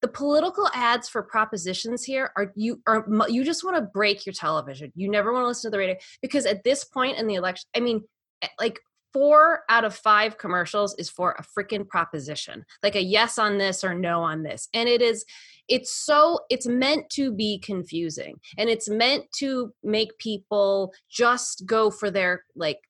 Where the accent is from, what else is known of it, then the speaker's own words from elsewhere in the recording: Nevada, United States; moved away as an adult; now in California, United States; I grew up in Nevada, but I started voting in California because that's when I was 18